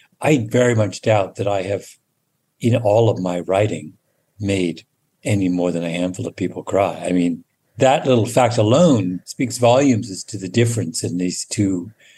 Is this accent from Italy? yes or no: no; Canada; also born or lived in England; my memories of growing up in England are, you know, I have them, but they're not central to my recollections of my childhood the way my Canada memories are.